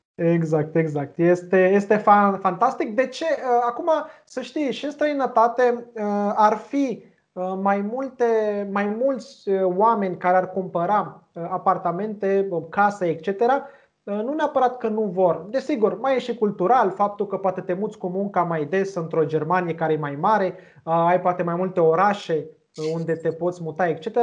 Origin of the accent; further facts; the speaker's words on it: Romania; noi, ca români